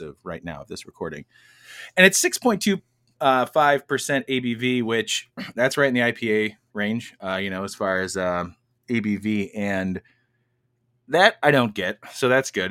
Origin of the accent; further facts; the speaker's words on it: United States; we're from America